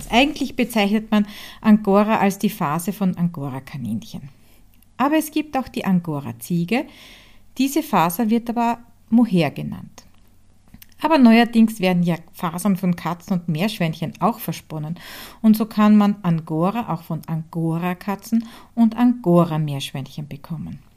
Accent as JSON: {"language": "German", "town": "Hartberg", "region": "Styria", "country": "Austria", "tie": "born or raised there", "said": "von Die Handwerkstätte aus meiner Heimat in Hartberg Graz in der Grünen Steiermark."}